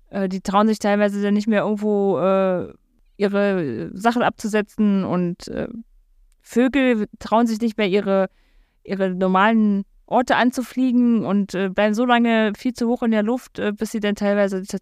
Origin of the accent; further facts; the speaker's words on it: the East, eastern Germany, Germany; Aber ich komme aus dem Osten.